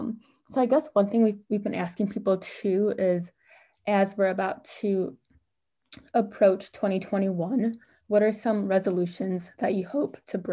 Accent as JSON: {"language": "English", "region": "Midwest", "country": "United States", "said": "I think a lot of Black Americans, like we're from the Midwest"}